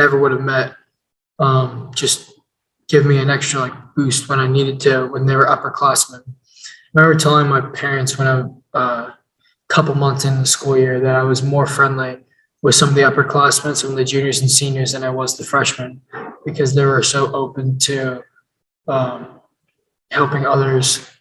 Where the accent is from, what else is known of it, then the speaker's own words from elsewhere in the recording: Phoenixville, Pennsylvania, United States; Growing up in Phoenixville, I feel like in Phoenixville, when I was in middle school and elementary school, I was new